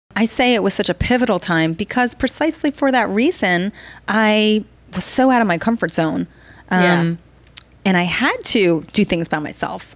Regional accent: New Jersey, United States; moved away as an adult; also born or lived in Baltimore / Bangkok, Thailand; now in Washington, D.C., United States; I'm from New Jersey

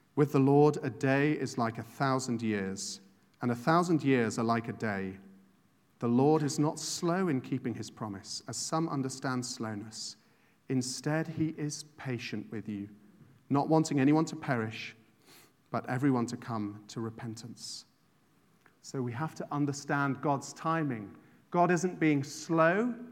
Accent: England, United Kingdom; moved away as an adult; now in Ireland; I didn't grow up here. I grew up in England

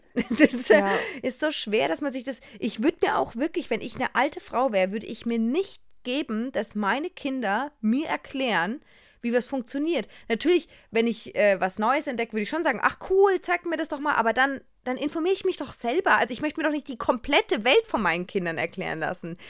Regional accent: Germany; ich bin eine Deutsche

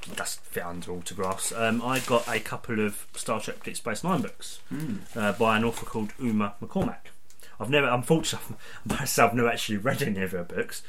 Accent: Essex, East of England, United Kingdom; I come from Essex, all the way from Essex.

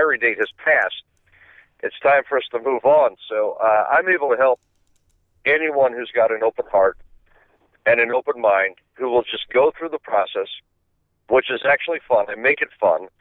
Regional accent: Miami Beach, Florida, United States; I'm from Miami Beach.

